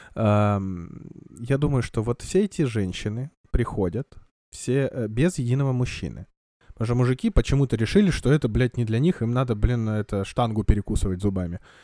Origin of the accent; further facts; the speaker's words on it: Kamchatka Krai, Russia; я вырос на Камчатке, а на Камчатке достаточно жесткая вода